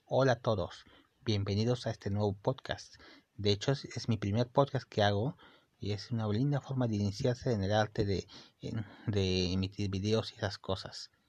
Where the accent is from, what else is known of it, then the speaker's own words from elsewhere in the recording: Peru; yo soy de Perú y me gusta el, me gusta mi país